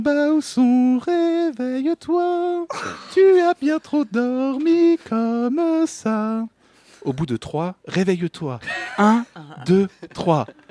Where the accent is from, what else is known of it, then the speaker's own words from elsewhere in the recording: Paris, Île-de-France, France; je suis né à Paris, un citadin, un vrai depuis que je suis petit